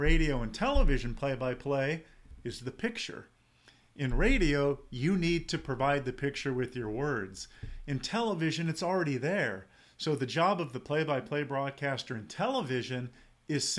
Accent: San Diego, California, United States; I grew up in San Diego

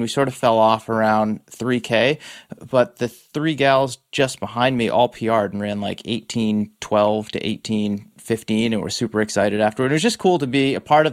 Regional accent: East Coast, United States; now in Bay Area, United States; what I grew up with on the East Coast

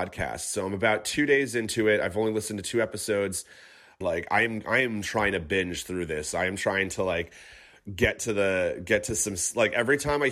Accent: Catskill Mountains, upstate New York, United States; also born or lived in Clifton, New Jersey; I'm actually originally from the Catskill Mountains in upstate New York

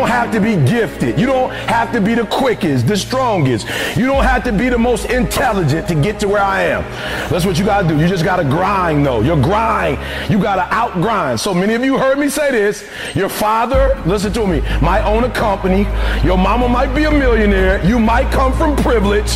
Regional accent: Detroit, Michigan, United States; I'm from Detroit, homeless. Mama got pregnant with me at 17 years old

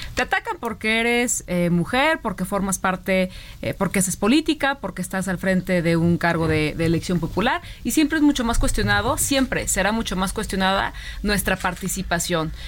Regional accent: Jalisco, Mexico; somos paisanos

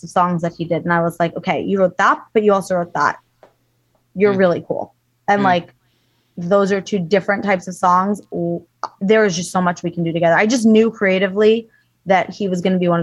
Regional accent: Long Island, New York, United States; also born or lived in Los Angeles, California / East Coast; now in Miami, United States; we're both from Long Island, New York

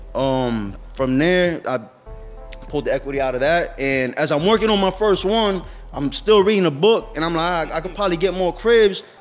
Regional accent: Allentown, Pennsylvania, United States; I'm born and raised in Allentown

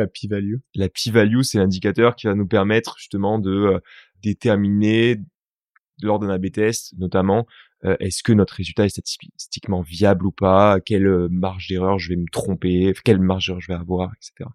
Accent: Toulouse, Occitania, France; moved away; also born or lived in Paris; Je viens de Toulouse

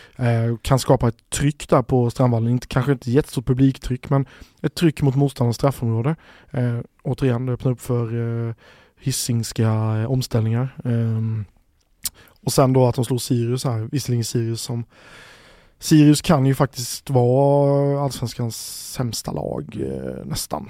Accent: Växjö, Kronoberg County, Sweden; jag är uppvuxen i hybridgrässtaden, hybridgrässtaden Växjö

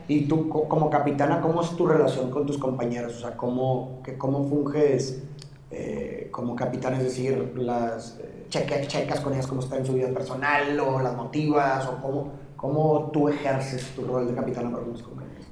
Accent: Monterrey, Nuevo León, Mexico; yo como regio de aquí en Monterrey

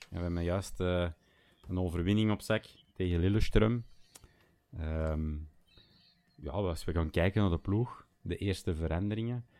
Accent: Schoten, Flanders, Belgium; now in Bergen, Belgium; Ik ben oorspronkelijk van, van Schoten, ehm, maar ik eh, ben eh, nu woonachtig te Bergen

